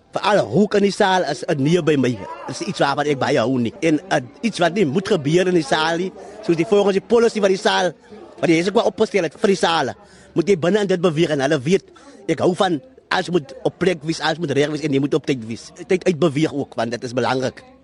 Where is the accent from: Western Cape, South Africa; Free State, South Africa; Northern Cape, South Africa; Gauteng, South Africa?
Western Cape, South Africa; Suurbraak; moved away as an adult; now in Heidelberg, South Africa; Ek is oorspronklik van Sierblak, die briljante dorpie tussen Berrydale en Swellendam.